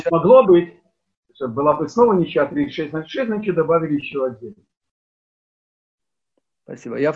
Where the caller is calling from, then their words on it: Germany; я тут просто из Германии к вам подключился